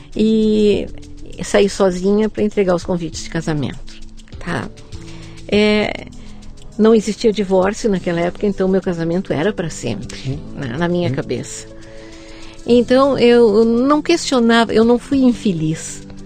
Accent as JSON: {"language": "Portuguese", "town": "Porto Alegre", "region": "Rio Grande do Sul", "country": "Brazil", "tie": "born or raised there", "said": "Sou gaúcha, nascida em Porto Alegre"}